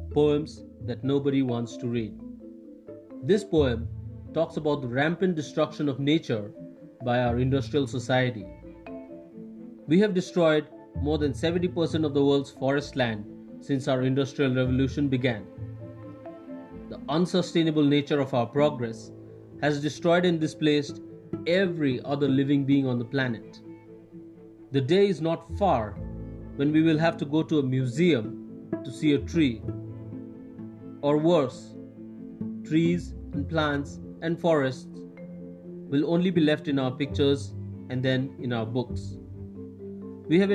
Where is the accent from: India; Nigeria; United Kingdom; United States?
India; Gangtok, Sikkim; I'm a poet from Gangtok, India.